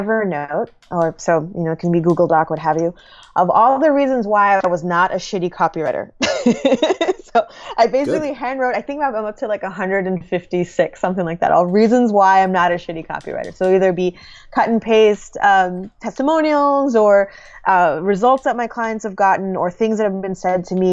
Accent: New York City, New York, United States; I'm a New Yorker

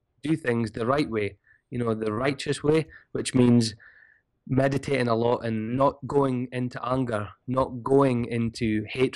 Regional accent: Scotland, United Kingdom; I'm Scottish

